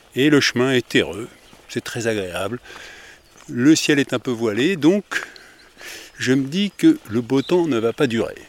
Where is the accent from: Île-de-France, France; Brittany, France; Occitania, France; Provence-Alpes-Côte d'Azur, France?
Île-de-France, France; Paris suburbs; Je suis de la banlieue parisienne